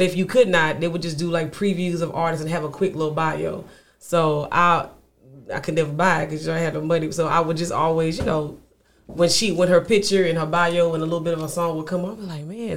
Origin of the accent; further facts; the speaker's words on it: Lafayette, Louisiana, United States; now in Houston, United States; I'm a Louisiana native, always will be.